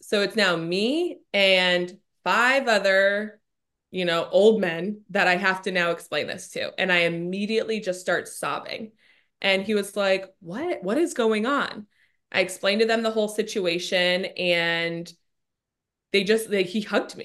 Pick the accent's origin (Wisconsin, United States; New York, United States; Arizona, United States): Arizona, United States; Scottsdale; moved away as an adult; also born or lived in Washington, D.C.; I grew up in Scottsdale. I've spent my, eh, literally entire life up until we moved to D C here.